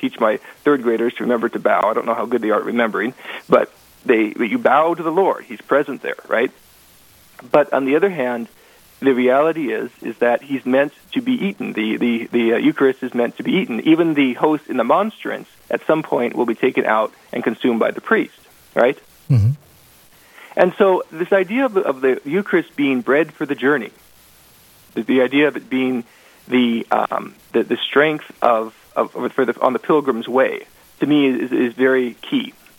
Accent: Portland, Oregon, United States; also born or lived in Vancouver, Washington; now in Velva, United States; I'm not a native North Dakotan. I came from Oregon. I was born in Portland, Oregon, raised as a as a Baptist

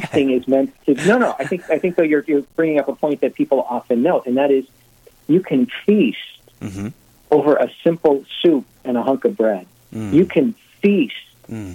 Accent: Cumberland, Wisconsin, United States; born and raised in Cumberland, Wisconsin.

